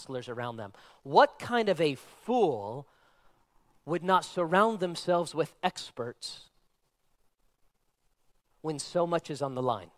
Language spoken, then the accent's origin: English; Nevada, United States; I was born and raised in Nevada